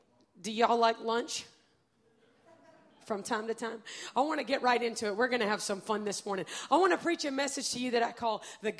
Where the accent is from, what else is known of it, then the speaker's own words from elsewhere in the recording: United States; I'm from America